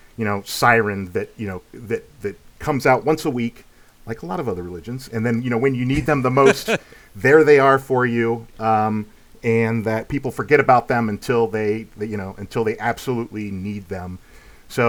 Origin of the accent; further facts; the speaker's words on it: Lancaster, Ohio, United States; moved away as an adult; now in Columbus, United States; I grew up, you know, close to Columbus. I'm from Lancaster, Ohio